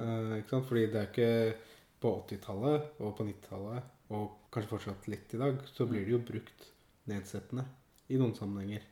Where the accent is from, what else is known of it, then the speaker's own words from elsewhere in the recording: Oslo, Norway; jeg, er jo født og oppvokst i Oslo. Ja. På Furuset i Groruddalen